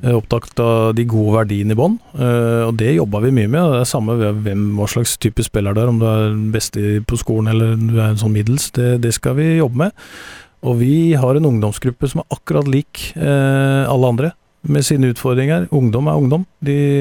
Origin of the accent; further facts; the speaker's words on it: Telemark, Norway; jeg er telemarking